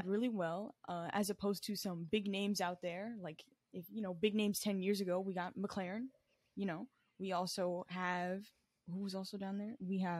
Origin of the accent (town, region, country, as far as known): Florida, United States